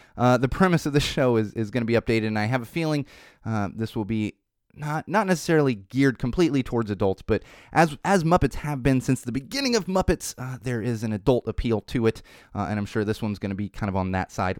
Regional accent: Poway, California, United States; Poway, California is a small city near San Diego. That's where I grew up. That's my hometown

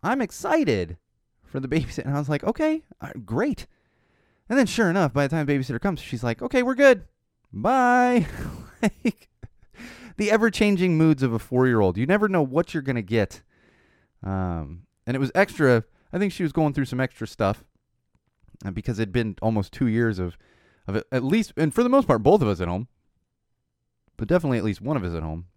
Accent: Poway, California, United States; growing up in San Diego, uh, Poway specifically

